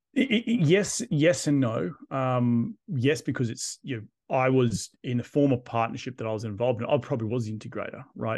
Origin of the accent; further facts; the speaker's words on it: Australia; moved away as an adult; I'm Australian, I'm living abroad.